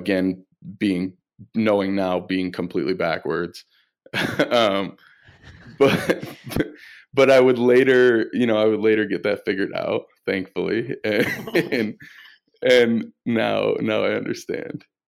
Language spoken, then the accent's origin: English; Flint, Michigan, United States; I grew up in Flint, Michigan